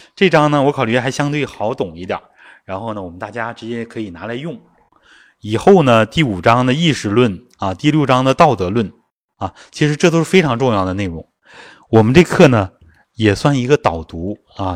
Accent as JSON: {"language": "Chinese", "country": "China", "said": "这是我们中国人的圣人，啊，中国人的圣贤文化"}